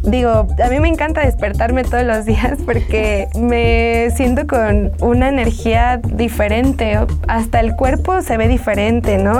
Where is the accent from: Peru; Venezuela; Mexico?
Mexico; nosotros como mexicanos